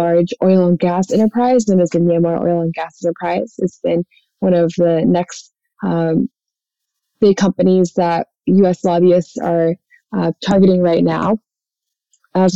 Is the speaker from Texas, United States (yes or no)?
yes; North Texas, United States; I was born and raised in Texas, and growing up in a smaller town in North Texas